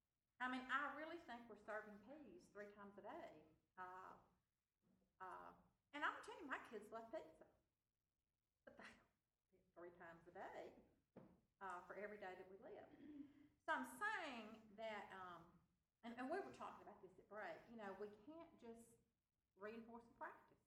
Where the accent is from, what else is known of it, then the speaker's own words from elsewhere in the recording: Mississippi, United States; my family really, you know, we're from Mississippi in the South